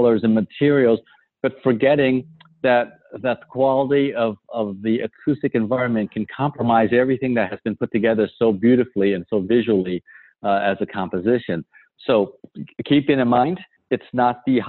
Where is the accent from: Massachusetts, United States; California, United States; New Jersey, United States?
California, United States; San Francisco; I grew up in San Francisco